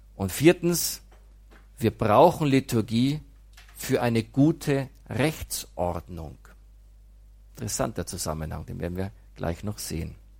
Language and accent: German; Immenreuth, Bavaria, Germany; moved away; Ich komme aus Nordostbayern, aus einem Dorf namens Immenreuth